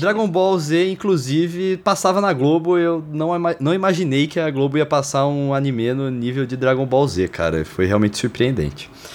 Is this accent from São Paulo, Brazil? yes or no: yes; Lençóis Paulista, São Paulo, Brazil; Lençóis Paulista, onde eu oh. cresci.